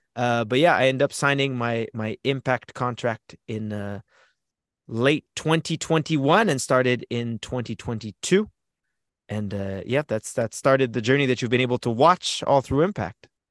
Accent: Canada; As a Canadian wrestler

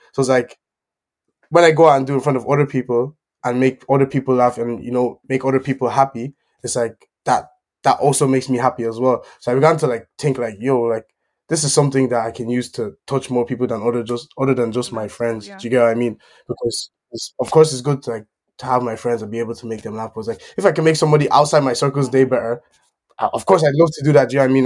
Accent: Ireland; also born or lived in Germany; obviously I I live in Ireland, so I grew up kind of in Ireland, but I was like I was born in Germany and moved to Ireland after like eight years or something like that.

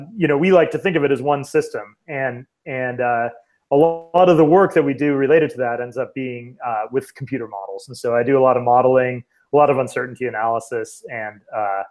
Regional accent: Minnesota, United States; moved away as an adult; also born or lived in Japan / California; now in Wisconsin, United States; I grew up in Minnesota

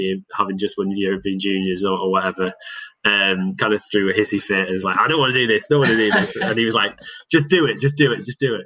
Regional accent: Cockermouth, North West England, United Kingdom; now in Loughborough, United Kingdom; it's always going to be home.

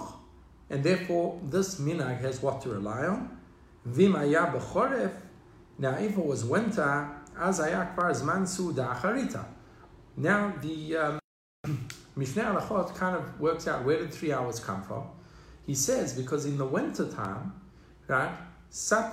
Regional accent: South Africa; Growing up in South Africa, that was a very established minhag

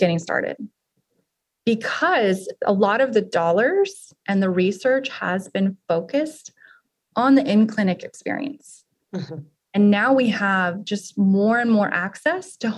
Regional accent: Arizona, United States; now in Austin, United States; I'm actually from Arizona, but I've lived in Austin now almost as long as I've lived anywhere else

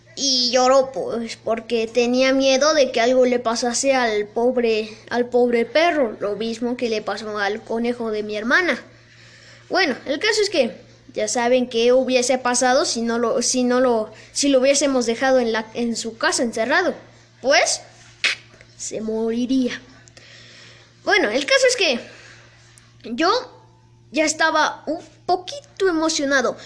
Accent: San Felipe Ixtapa, Oaxaca, Mexico; moved away; es mi pueblo natal, donde yo nací. San Felipe Ixtapa, Oaxaca

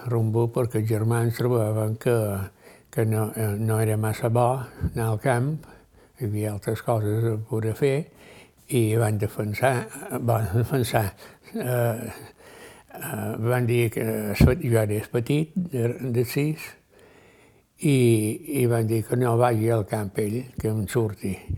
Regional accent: Ciutadella, Balearic Islands, Spain; Vaig néixer a un lloc que es diu Sant Àngel, a la banda de, de les platges de la vall

